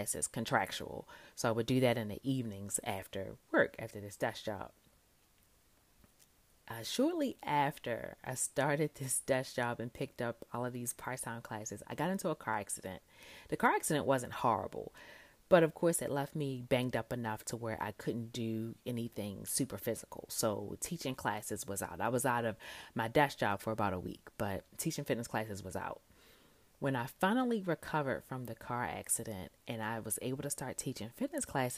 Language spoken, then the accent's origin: English; Baltimore, Maryland, United States; moved away as an adult; also born or lived in Tuskegee, Alabama; now in Hanover, United States; I am from Baltimore, born and raised